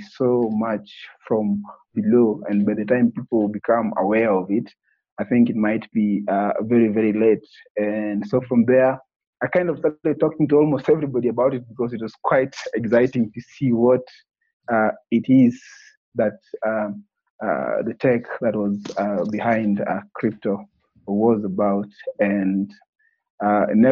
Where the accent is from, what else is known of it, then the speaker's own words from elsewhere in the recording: Kenya; born and raised in Kenya